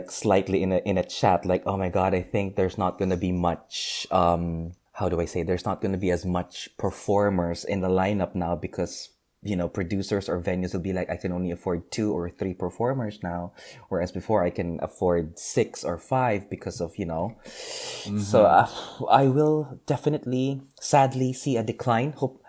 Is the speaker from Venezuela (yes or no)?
no; Philippines; English is a second language; now in London, United Kingdom; I mean, growing up in the Philippines, well, not really growing up, but during my university days in the Philippines